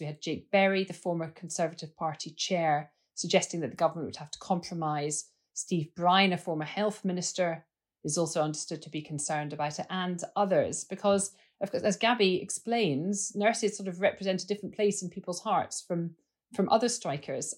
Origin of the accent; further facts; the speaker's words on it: Scotland, United Kingdom; I'm a Scot